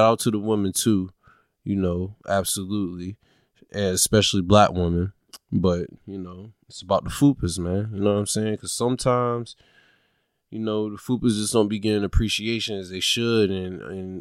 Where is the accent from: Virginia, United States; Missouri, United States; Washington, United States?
Virginia, United States; Norfolk; I am a Norfolk, Virginia native. I was born and raised in Norfolk, Virginia, which means I do represent the 757